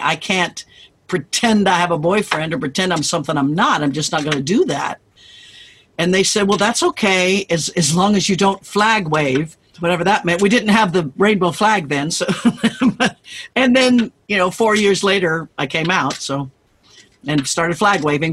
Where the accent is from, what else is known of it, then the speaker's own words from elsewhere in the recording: Kansas, United States; moved away as an adult; I grew up in Kansas